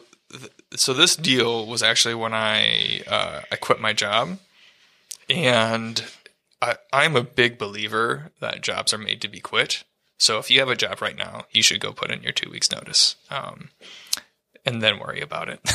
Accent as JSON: {"language": "English", "town": "Ann Arbor", "region": "Michigan", "country": "United States", "said": "I'm from Ann Arbor"}